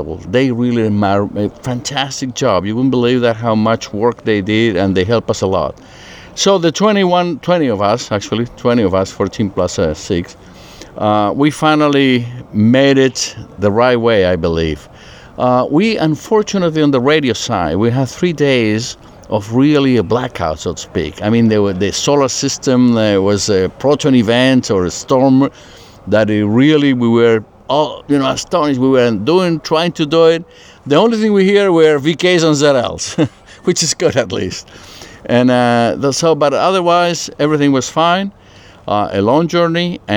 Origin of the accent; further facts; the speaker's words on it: Santiago, Santiago Metropolitan Region, Chile; now in Puerto Rico; born and raised in Chile. I'm born in Santiago, Chile